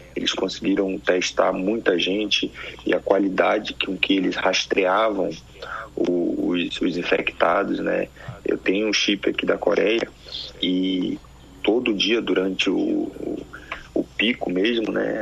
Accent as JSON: {"language": "Portuguese", "town": "Manaus", "region": "Amazonas", "country": "Brazil", "tie": "born or raised there", "also_born_or_lived": "Bahia", "moved": "yes", "lives_now": "South Korea", "said": "apesar de eu ser de eu ser baiano eu mudei muito cedo. Com um ano de idade eu fui para Manaus"}